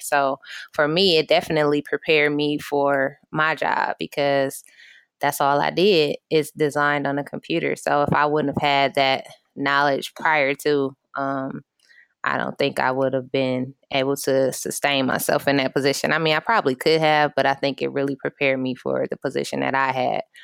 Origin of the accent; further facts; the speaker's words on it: Michigan, United States; I'm from Michigan